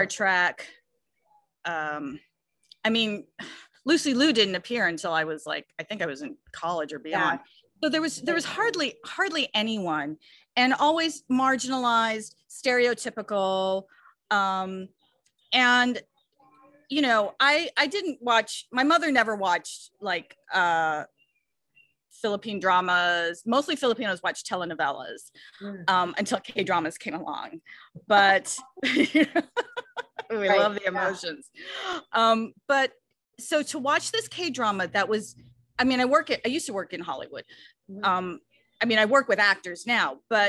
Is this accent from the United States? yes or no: no; Canada; I'm Canadian